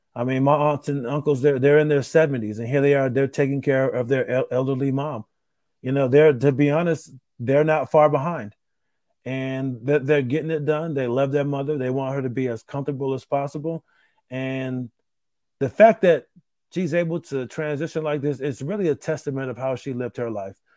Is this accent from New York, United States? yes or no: yes; Rochester, New York, United States; moved away; my hometown of Rochester, New York